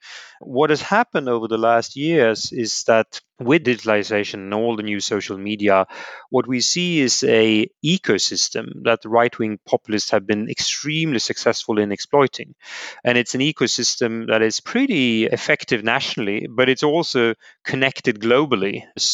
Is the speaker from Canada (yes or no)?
no; Sweden; I was born in Sweden, and my family has benefited enormously from the generosity of Swedish society.